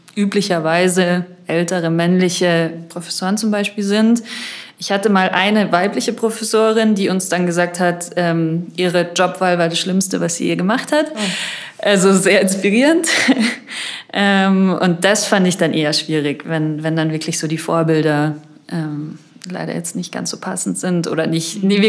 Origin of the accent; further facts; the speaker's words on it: Munich, Bavaria, Germany; also born or lived in Madrid; ich komme aus München, ich war hier auch auf der Schule